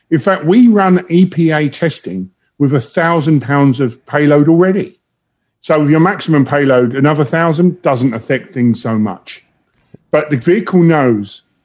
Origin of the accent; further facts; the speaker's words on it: London, United Kingdom; moved away as an adult; now in Detroit, United States; I'm from London, um, originally